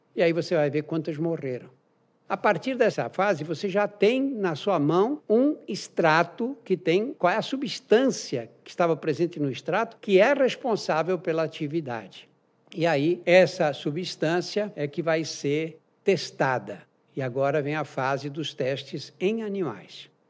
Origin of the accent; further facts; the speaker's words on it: Brazil; eu sou brasileiro